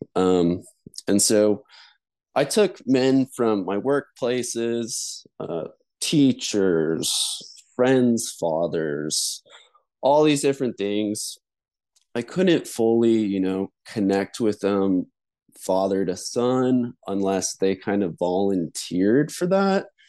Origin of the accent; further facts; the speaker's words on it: Denver, Colorado, United States; I grew up in Denver, Colorado, in the suburbs